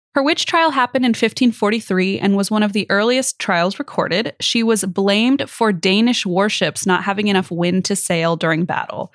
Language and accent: English; Midwest, United States; as a kid growing up in the Midwest